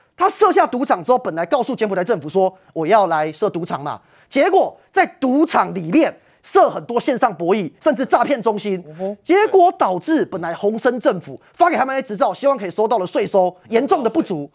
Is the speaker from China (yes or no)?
no; Taiwan; 我们台湾人